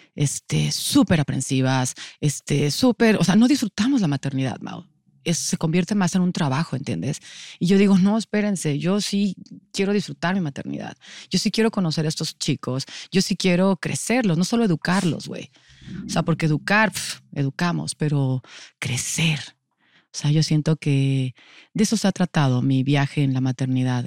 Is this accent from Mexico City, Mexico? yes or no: yes; Mexico City, Mexico; Soy de la Ciudad de México. Siempre digo que soy rata de alcantarilla. Ciudad de México siempre, siempre he estado en esta ciudad